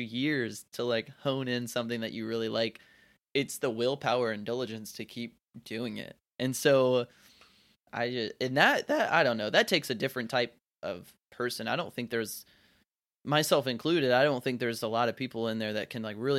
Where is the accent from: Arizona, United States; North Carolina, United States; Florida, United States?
North Carolina, United States; It's like, I was born and raised in North Carolina, and I like to think that most of the time my accent's pretty neutral.